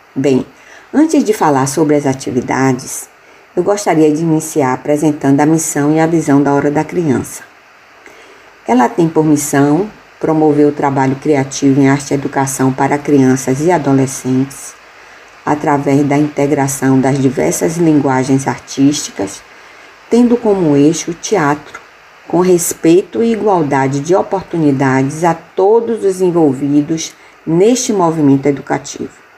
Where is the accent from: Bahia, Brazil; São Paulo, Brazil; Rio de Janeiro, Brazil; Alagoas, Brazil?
Bahia, Brazil; Salvador; moved away as an adult; now in Spain; Eu nasci em Salvador, Bahia, e hoje moro na Espanha com o meu esposo